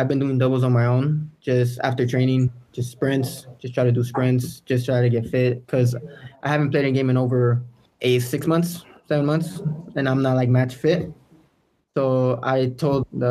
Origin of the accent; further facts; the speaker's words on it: United States; I was born in America. You know, I have Mexican roots